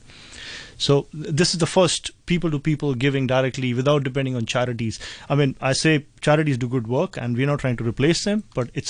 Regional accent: India; now in Hong Kong; being in Hong Kong, where I come from India

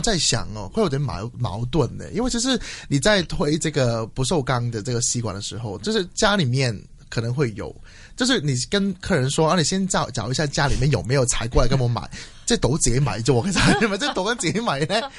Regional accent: Hong Kong; 作为一个香港人，其实有一点惭愧

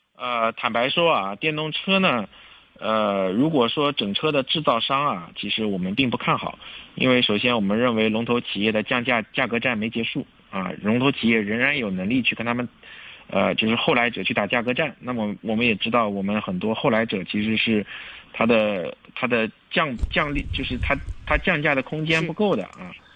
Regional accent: China; 我们中国人是勤劳善良的

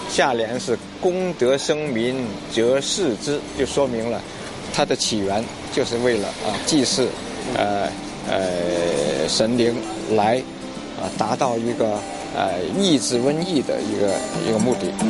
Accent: Wuhua, Guangdong, China; 我家乡五花，也确实就是咔咔咔，就是打石头的

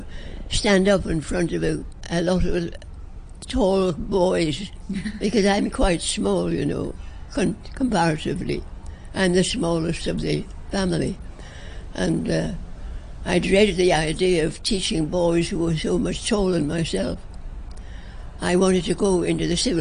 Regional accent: England, United Kingdom; also born or lived in China; now in Hong Kong; As English people, we were considered enemy aliens

